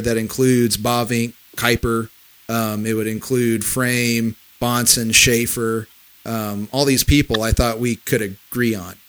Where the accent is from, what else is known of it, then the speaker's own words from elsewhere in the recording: Missouri, United States; we're from Missouri, from Missouri